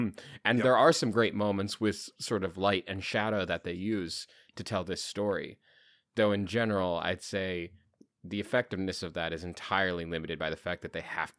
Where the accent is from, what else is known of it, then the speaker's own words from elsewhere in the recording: England, United Kingdom; I'm me. I'm from England.